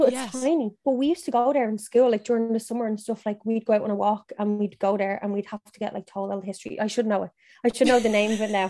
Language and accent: English; Ireland; moved away as an adult; also born or lived in County Meath; now in Dublin, Ireland; So we're from Dublin, but I grew up in Meath and then I grew up in Cavan and now I'm back in Dublin.